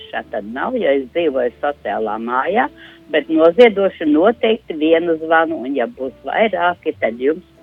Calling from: Plakanciems, Ķekava Municipality, Latvia; Es arī esmu no Čekavas novada un klausos, kā klājās Daugmalē, bet es, piemēram, dzīvoju plakanciemā arī Čekavas novadā

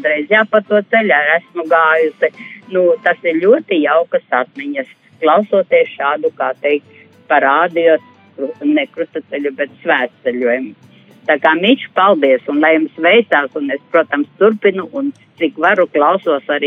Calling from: Plākanciems, Latvia; no Plākantiema, kas jums ļoti, ļoti bieži zvana

